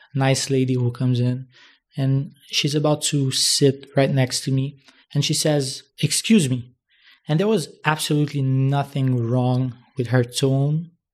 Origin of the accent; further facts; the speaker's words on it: Haiti; now in Dominican Republic; from Haiti and I was born there.